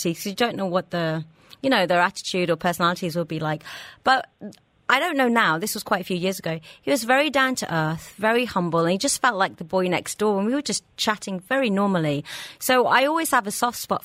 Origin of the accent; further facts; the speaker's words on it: England, United Kingdom; now in Dubai, United Arab Emirates; growing up in England